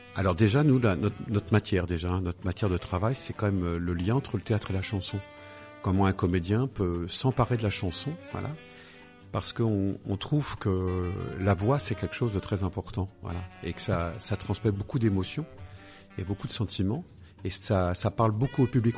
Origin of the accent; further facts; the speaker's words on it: Paris, Île-de-France, France; moved away; je suis né à Paris, dans le 15e